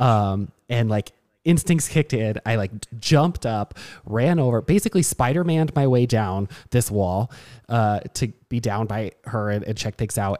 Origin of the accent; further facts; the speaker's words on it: Burnsville, Minnesota, United States; I'm from Burnsville